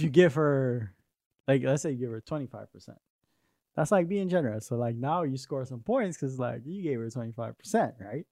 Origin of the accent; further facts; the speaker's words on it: Trinidad & Tobago; also born or lived in New York; now in Arizona, United States; I grew up in Trinidad with my mom's side of the family, and I didn't want to move to New York